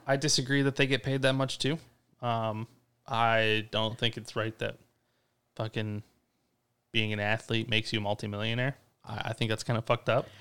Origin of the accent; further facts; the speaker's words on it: Ypsilanti, Michigan, United States; our life growing up in Ipsy